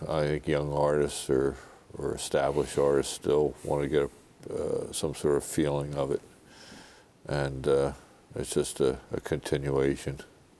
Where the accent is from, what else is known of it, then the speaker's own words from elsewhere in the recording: Chadds Ford, Pennsylvania, United States; Growing up in Chad's Ford, I mean, that's my home. And just experiencing growing up on my grandparents' farm and around the area